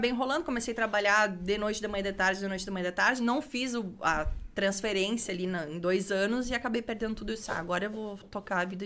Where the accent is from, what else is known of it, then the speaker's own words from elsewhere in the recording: Parobé, Rio Grande do Sul, Brazil; Sou de Parobé.